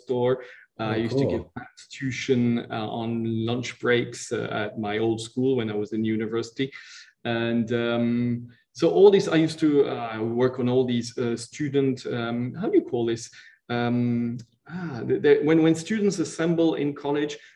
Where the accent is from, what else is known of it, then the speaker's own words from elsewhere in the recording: Switzerland; also born or lived in Italy; I was born in Italy, but then I was really brought up, since I'm 3.5 years old, in Switzerland